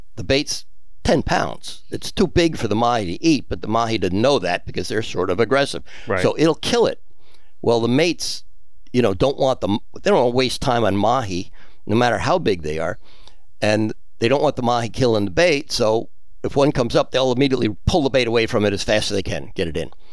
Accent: United States; moved away as an adult; also born or lived in Pensacola, Florida / Key West, Florida; now in South Florida, United States; I was from New Jersey, New York, and then I was in Pensacola for two years

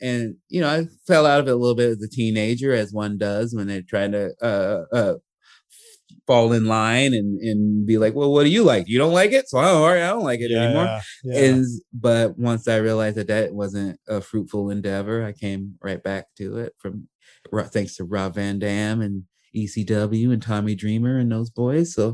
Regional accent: Chicago, Illinois, United States; also born or lived in Portland; now in Los Angeles, United States; growing up in Chicago

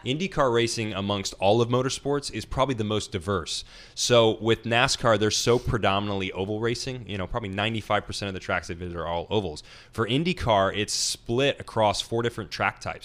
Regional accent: Nashville, Tennessee, United States; I'm from Nashville, Tennessee

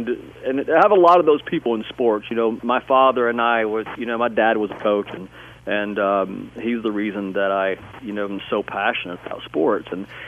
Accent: Tennessee, United States; And when I grew up in East Tennessee, and I was consumed by so much music.

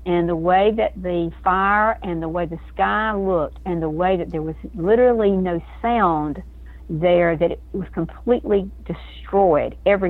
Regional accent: Georgia, United States; Well, I was a little farm girl growing up in South Georgia.

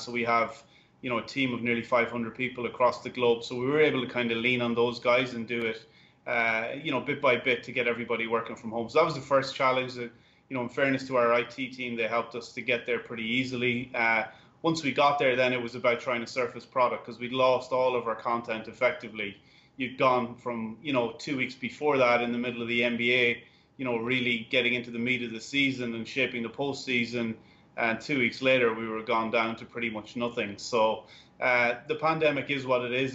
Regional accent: Ireland; now in United States; I'm Irish

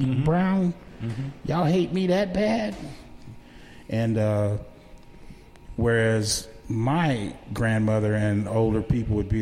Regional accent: Kissimmee, Florida, United States; I grew up in Kissimmee, Florida, Osceola County, USA

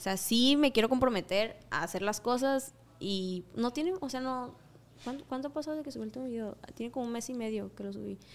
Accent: Mexico; mis tierras natales.

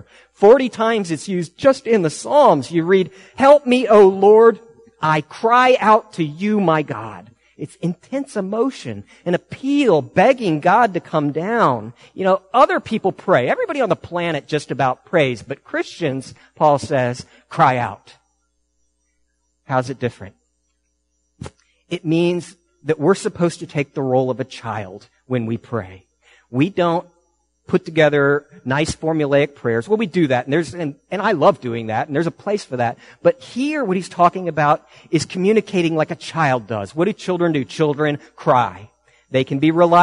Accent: United States; I'm an American.

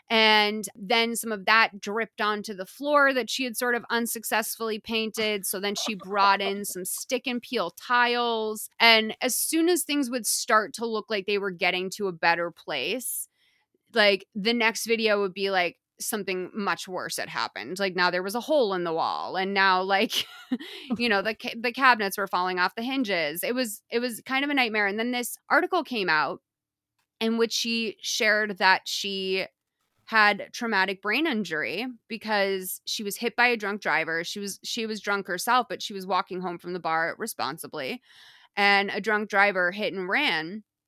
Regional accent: Massachusetts, United States; I'm vowely challenged. I'm from Massachusetts. I can barely talk

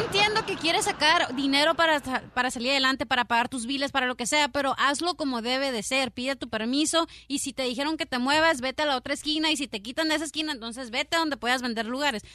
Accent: Mexicali, Baja California, Mexico; moved away; also born or lived in Palm Springs, California; yo soy de Mexicali y viví en Palm Springs, cerquitas de Indio

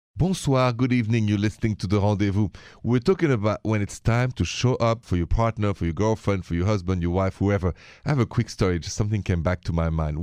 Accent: Paris, Île-de-France, France; accent: French; now in United States; the accent is from Paris, France. I'm an American with a French accent.

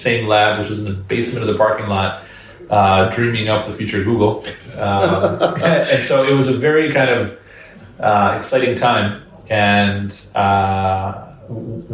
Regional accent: Washington, District of Columbia, United States; also born or lived in Israel / New York City; I grew up right around the Washington, D.C. area

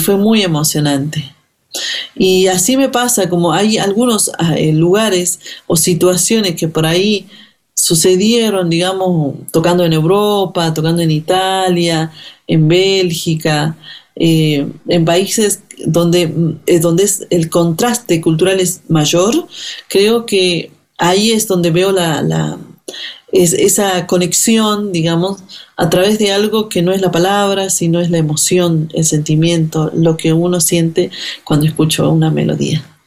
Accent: Finca Santiago, Iruya, Salta, Argentina; moved away; Yo nací en la comunidad indígena de Finca Santiago, que queda en el departamento de Irulla, en la provincia de Salta

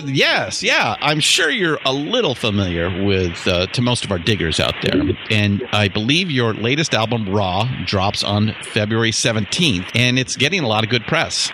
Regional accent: Southern California, United States; moved away as an adult; now in Northern California, United States; I was born and raised in Southern California. California

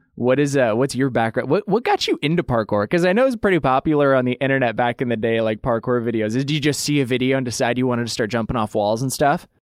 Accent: Idaho, United States; I grew up in Idaho

